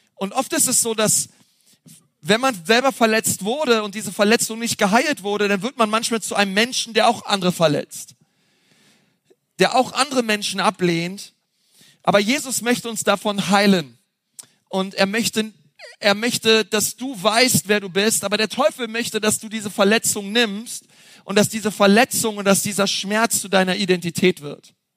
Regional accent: Berlin, Germany; now in Franconia, Germany; Ich komme ja aus Berlin

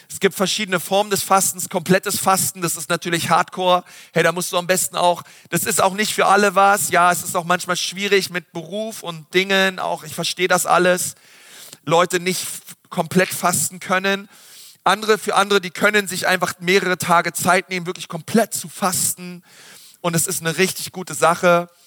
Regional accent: Berlin, Germany; Ich weiß noch früher ähm, als Schüler, bei uns in Berlin, da gab es immer so ein Freibad

